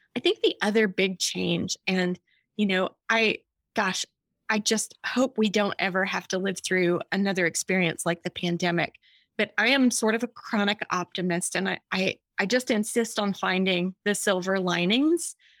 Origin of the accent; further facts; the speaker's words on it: Austin, Texas, United States; I'm from Austin, Texas